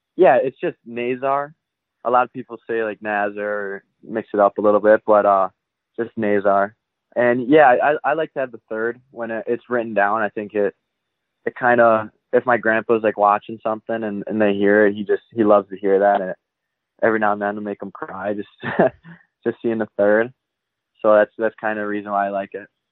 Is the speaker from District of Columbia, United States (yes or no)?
no; Mount Clemens, Michigan, United States; Mount Clemens, Michigan's where I grew up